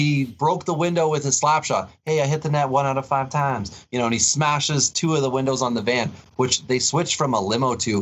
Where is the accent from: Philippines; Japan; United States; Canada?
Canada; Wawa, Ontario; I grew up in Wawa